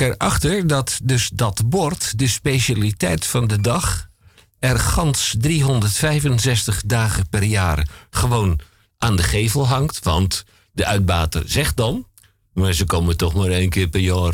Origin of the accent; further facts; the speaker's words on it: Amsterdam, North Holland, Netherlands; Ik ben Amsterdammer, wij zijn Amsterdammer